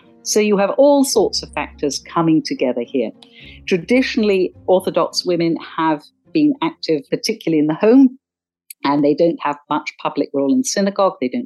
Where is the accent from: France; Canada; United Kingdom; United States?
United Kingdom; Cornwall, South West England; I grew up in Cornwall